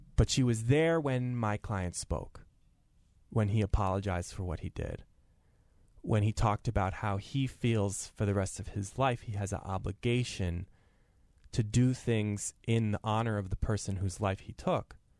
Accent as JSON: {"language": "English", "town": "Madison", "region": "Connecticut", "country": "United States", "tie": "born or raised there", "said": "I grew up in Madison, Connecticut, a segregated town"}